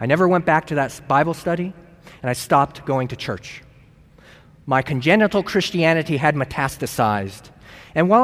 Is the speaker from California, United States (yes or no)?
yes; San Luis Obispo, California, United States; moved away as an adult; I'm from San Luis Obispo, California